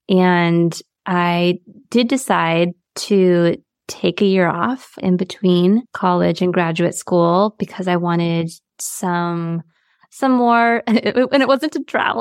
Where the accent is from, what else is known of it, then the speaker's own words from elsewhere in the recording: San Diego, California, United States; I, I grew up in San Diego, right by the border